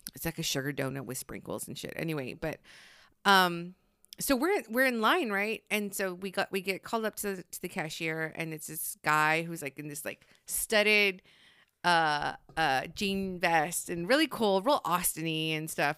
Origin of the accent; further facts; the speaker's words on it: Corpus Christi, Texas, United States; I'm from Corpus.